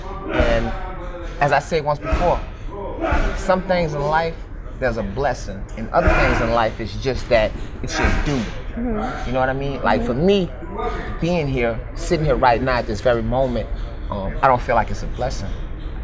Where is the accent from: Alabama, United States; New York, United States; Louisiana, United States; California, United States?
Louisiana, United States; New Orleans; I grew up in New Orleans, Louisiana